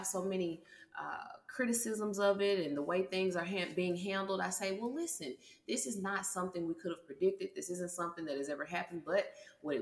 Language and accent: English; United States; Americans, we can be a little arrogant sometimes